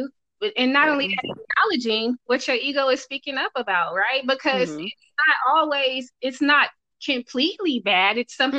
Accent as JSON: {"language": "English", "town": "Oakland", "region": "California", "country": "United States", "said": "I'm from Oakland. I just look like this."}